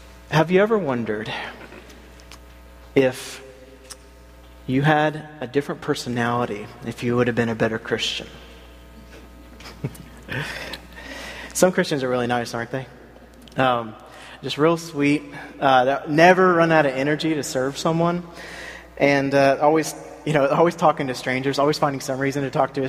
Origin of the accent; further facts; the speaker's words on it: South Carolina, United States; now in Philadelphia, United States; I grew up in South Carolina